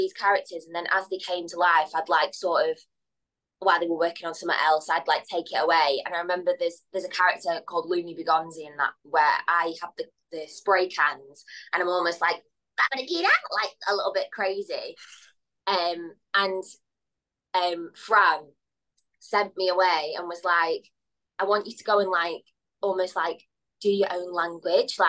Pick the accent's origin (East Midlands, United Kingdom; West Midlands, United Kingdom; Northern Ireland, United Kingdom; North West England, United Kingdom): North West England, United Kingdom; Blackpool; I grew up in Blackpool